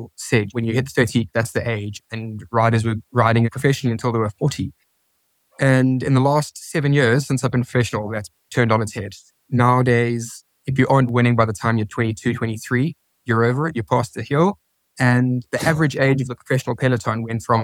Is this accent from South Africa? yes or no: yes; South Africa; moved away as an adult; now in Spain; back home in South Africa, where I'm from